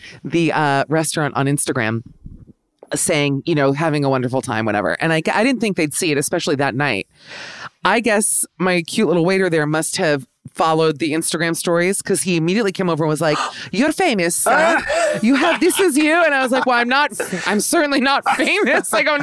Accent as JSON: {"language": "English", "region": "New York", "country": "United States", "said": "I'm just an American New Yorker"}